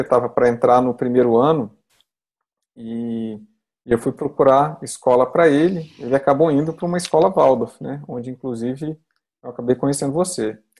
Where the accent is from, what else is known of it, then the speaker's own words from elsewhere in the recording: Brazil; Eu sou brasileiro